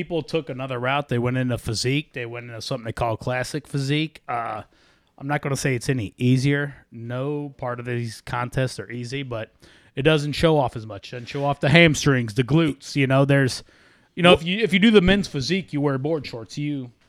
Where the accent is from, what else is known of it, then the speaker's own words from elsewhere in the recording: Edwardsville, United States; I grew up in Edwardsville.